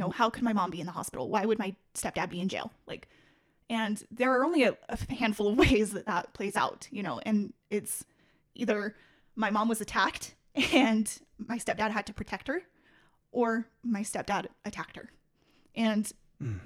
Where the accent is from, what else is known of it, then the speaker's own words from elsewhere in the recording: Salt Lake City, Utah, United States; I'm born and raised in Salt Lake City, Utah